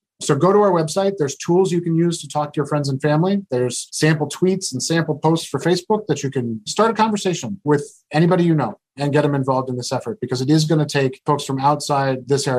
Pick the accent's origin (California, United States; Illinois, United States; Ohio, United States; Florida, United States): California, United States; Orange County; I grew up in Orange County, California and spent a fair bit of time at the beach.